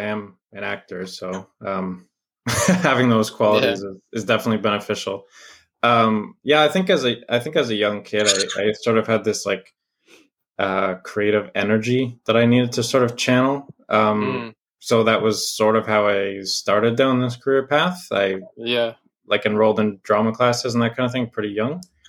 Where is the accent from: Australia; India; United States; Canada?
Canada; like as a Canadian, I've spent a good amount of my formative years in America